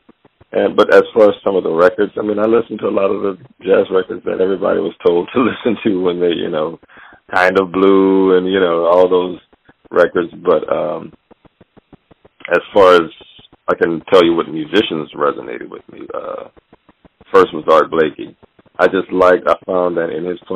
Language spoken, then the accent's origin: English; Louisiana, United States; also born or lived in Monroe, Louisiana / Opelousas, Louisiana; I was born in Monroe, Louisiana. I think my father and mother moved to Opelousas, Louisiana